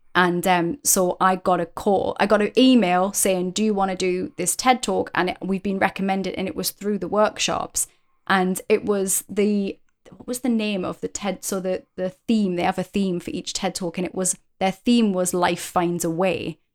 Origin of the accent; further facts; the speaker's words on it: United Kingdom; as a British person